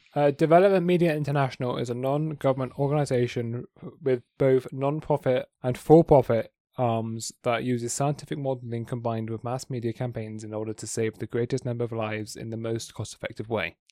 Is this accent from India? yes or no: no; England, United Kingdom; I'm English